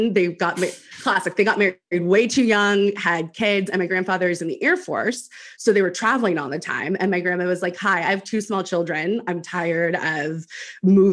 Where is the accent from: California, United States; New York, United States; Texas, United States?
Texas, United States; Houston; now in Austin, United States; I'm originally from Houston, but I have not lived in Texas in quite some time. And we moved here to Austin almost a year ago.